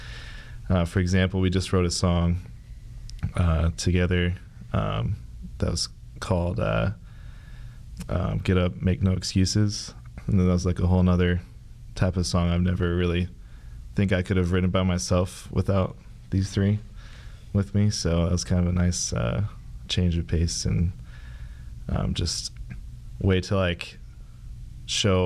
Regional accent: Lincoln, Nebraska, United States; I'm from Lincoln, Nebraska.

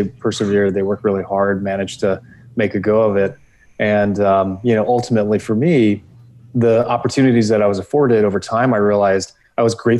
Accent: Los Angeles, California, United States; also born or lived in Europe; I grew up in California. California is my home state.

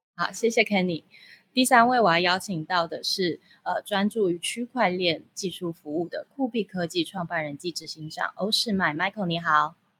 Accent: Taiwan; 我们台湾人最喜欢就是到处旅游了

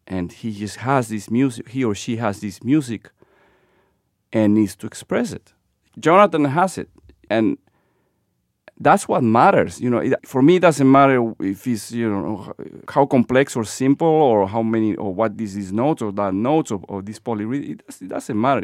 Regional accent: Lima, Peru; moved away as an adult; now in Boston, United States; born and raised in Lima, Peru, Bostonian since twenty-five years ago.

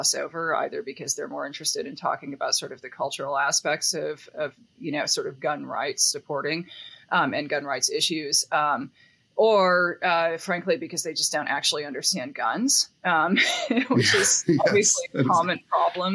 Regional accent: Seattle, Washington, United States; I grew up like in Western Washington State, like in Seattle

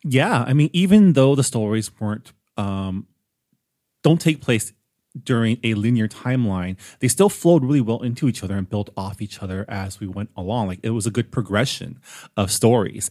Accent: San Gabriel Valley, California, United States; I grew up on the West Coast, specifically the San Gabriel Valley, within an Asian American enclave

